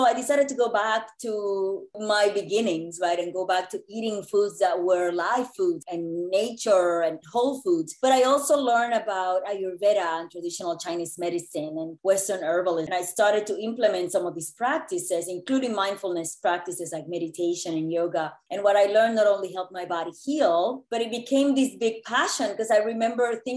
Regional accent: Puerto Rico; moved away as an adult; also born or lived in New York City; I grew up in Puerto Rico in what I believe now to be an idyllic childhood

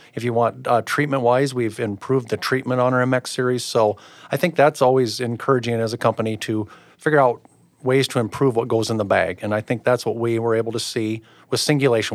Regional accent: Pomeroy, Iowa, United States; I'm originally from Pomeroy, Iowa, by Twin Lakes, so it'd be north central Iowa

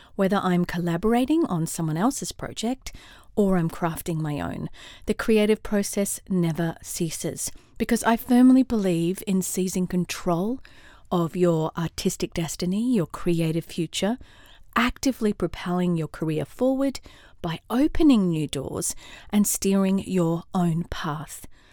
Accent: Australia; also born or lived in London / California; now in Atlanta, United States; I'm an Aussie in Atlanta, Georgia, U S

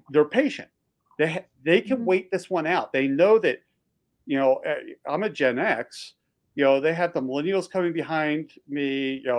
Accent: Texas, United States; Texans are very proud about being a Texan, and we used to be our own country

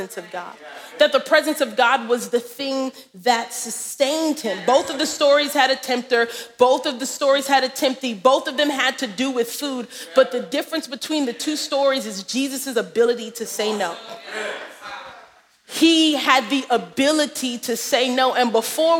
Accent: New York City, New York, United States; We are unashamedly from Brooklyn

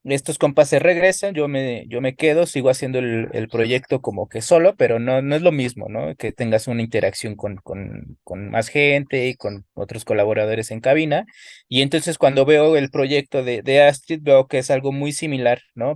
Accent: Ecatepec, State of Mexico, Mexico; yo soy de Catepec, siempre he vivido aquí, he crecido, eh, me he desarrollado aquí

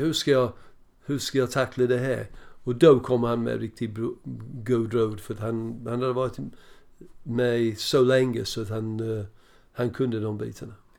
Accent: Birmingham, West Midlands, United Kingdom; Swedish is a second language; also born or lived in Preston; now in Sweden; jag växte upp ja, på Villa Park i stort sett

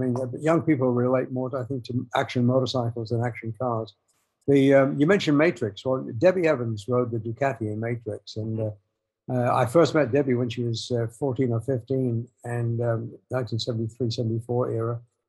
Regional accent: England, United Kingdom; And yeah, they were easy to do because I'm English and that.

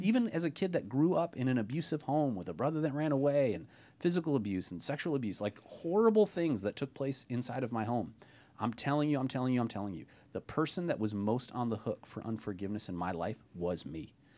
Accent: Ohio, United States; now in Bay Area, California, United States; as a fellow non-native Californian, I grew up in Ohio

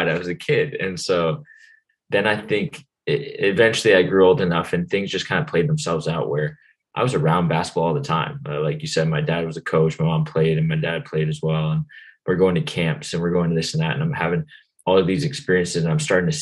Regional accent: Ontario, Canada; moved away as an adult; I played soccer, hockey, of course, being Canadian

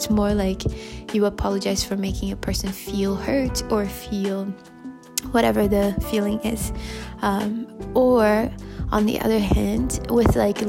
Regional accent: Brazil; I'm from Brazil.

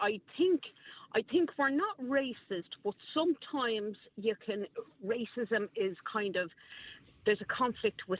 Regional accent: Dublin, Leinster, Ireland; I'm actually from Crumlin.

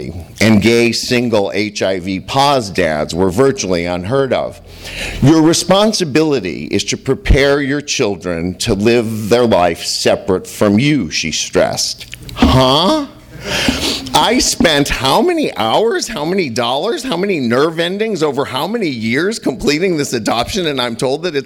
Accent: St. Louis, Missouri, United States; now in Los Angeles, United States; the same age as my father when I was born in Missouri

